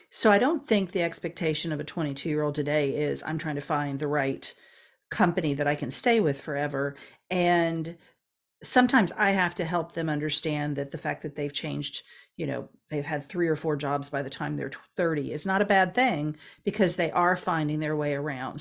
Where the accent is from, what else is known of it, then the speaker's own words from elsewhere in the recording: St. Petersburg, Florida, United States; I was born and raised in Saint Petersburg, which is in the central part of the state